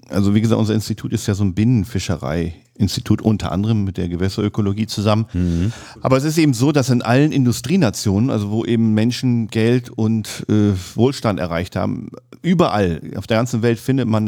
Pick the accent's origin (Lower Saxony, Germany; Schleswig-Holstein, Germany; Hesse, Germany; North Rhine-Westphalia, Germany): Lower Saxony, Germany; und dann habe ich auch in meiner Heimat Südoldenburg eben angefangen, erst schwarzangelnd